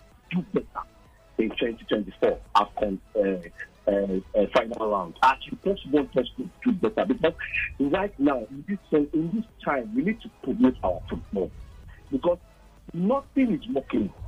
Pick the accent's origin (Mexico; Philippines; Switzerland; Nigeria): Nigeria